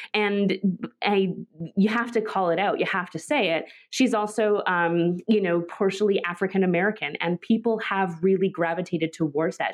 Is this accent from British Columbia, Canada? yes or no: yes; Vancouver, British Columbia, Canada; I'm from Vancouver